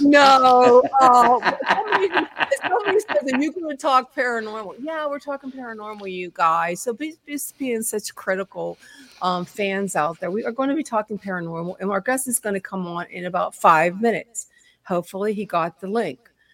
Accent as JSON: {"language": "English", "town": "Pittsburgh", "region": "Pennsylvania", "country": "United States", "said": "we are from Pittsburgh"}